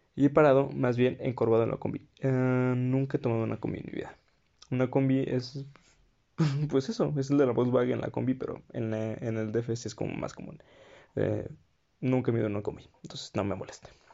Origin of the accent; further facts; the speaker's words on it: Querétaro, Mexico; Porque soy de provincia, porque soy queretano